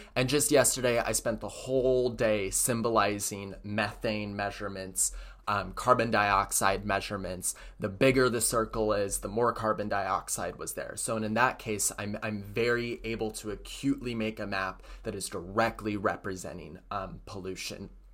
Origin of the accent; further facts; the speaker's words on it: Hood River, Oregon, United States; moved away; I came from Hood River